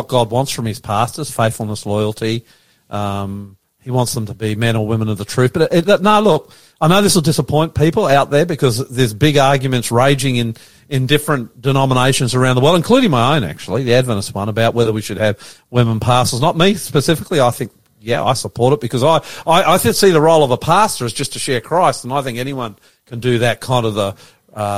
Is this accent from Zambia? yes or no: no; Australia; I'm an Australian, my wife's an Indonesian